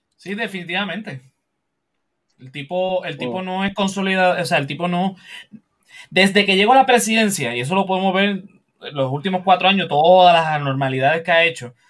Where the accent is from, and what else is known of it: Puerto Rico